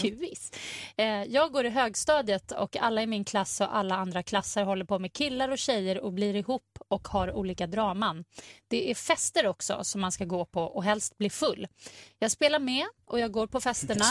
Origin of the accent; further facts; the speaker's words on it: Sweden; vi svenskar